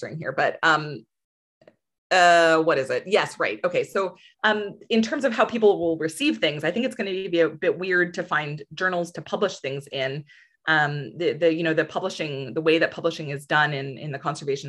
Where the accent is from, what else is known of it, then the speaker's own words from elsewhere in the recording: Ontario, Canada; moved away as an adult; also born or lived in Alberta; I'm from Ontario.